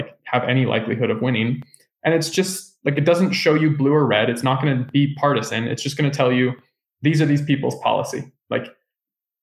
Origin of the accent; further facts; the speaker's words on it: Northern California, United States; I grew up in Northern California